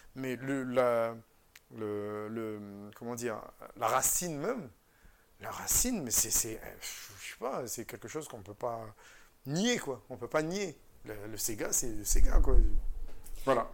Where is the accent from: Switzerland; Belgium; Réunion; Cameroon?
Réunion; moved away as an adult; also born or lived in Vendée; je suis français, je viens de l'île de la Réunion